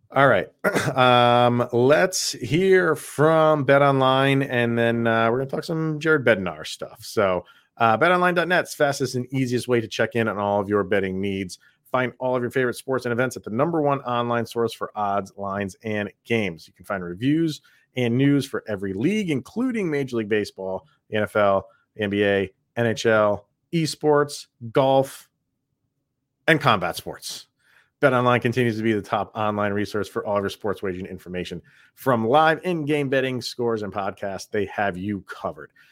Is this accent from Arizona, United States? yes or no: no; New York, United States; born and raised in New York